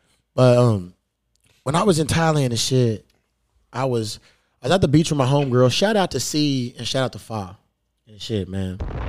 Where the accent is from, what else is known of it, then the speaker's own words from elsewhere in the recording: Newburgh, Indiana, United States; I grew up in Newburgh and shit, so... Yeah, out of Newburgh, there's this little club called The Hole in the Wall.